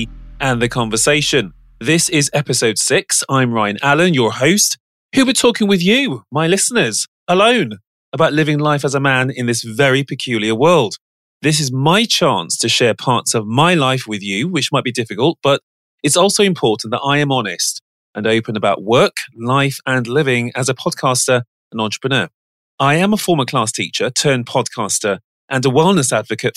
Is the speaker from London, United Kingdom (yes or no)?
no; Birmingham, West Midlands, United Kingdom; I'm from Birmingham, which is the second city of England.